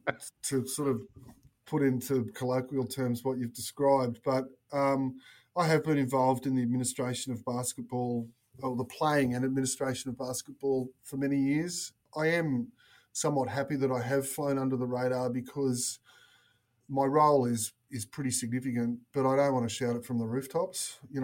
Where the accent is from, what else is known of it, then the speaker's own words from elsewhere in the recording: Newcastle, New South Wales, Australia; also born or lived in Sydney; I live in Newcastle and I'm born and bred in Newcastle.